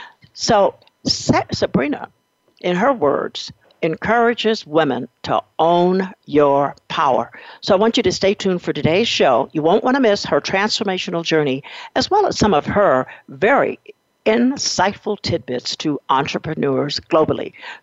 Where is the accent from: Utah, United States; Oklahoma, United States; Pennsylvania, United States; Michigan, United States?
Oklahoma, United States; Muskogee; I was born and raised in Muskogee, Oklahoma.